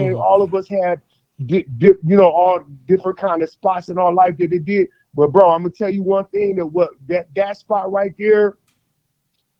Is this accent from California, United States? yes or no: no; Colorado Springs, Colorado, United States; I only focus on where I'm from. I'm from Colorado Springs, Colorado, and I focus on my neighborhood